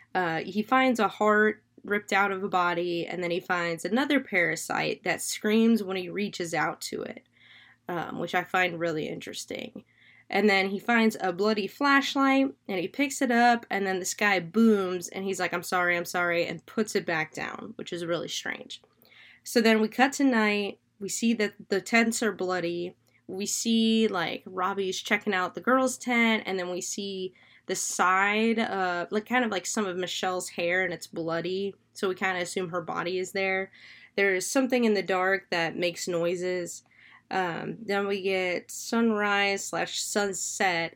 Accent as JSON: {"language": "English", "region": "Florida", "country": "United States", "said": "I'm from Florida. I'm a swamp kid."}